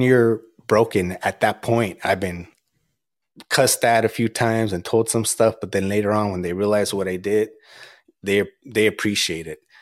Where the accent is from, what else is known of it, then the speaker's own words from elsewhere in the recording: Azusa, California, United States; I'm from Azusa